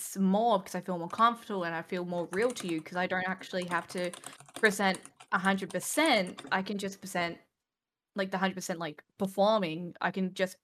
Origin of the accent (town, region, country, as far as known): Australia